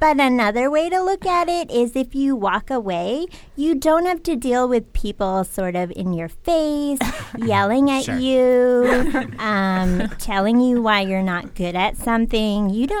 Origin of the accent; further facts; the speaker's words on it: Connecticut, United States; I am from Connecticut